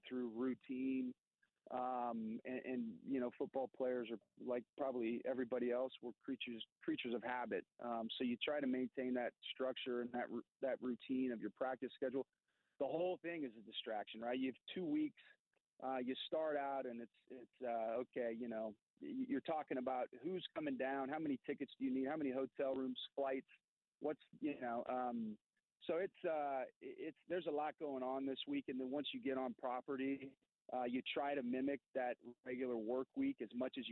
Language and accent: English; Kansas City, United States; Kansas City is my hometown. I can live at home